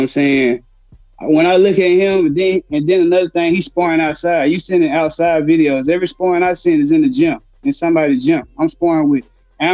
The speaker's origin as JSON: {"language": "English", "town": "Dallas", "region": "Texas", "country": "United States", "said": "I'm not from Houston. I'm from Dallas"}